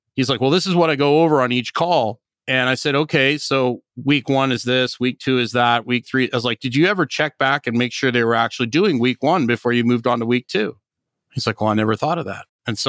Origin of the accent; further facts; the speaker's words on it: Northern Canada, Canada; And I grew up in Northern Canada, so you can be highly adaptable.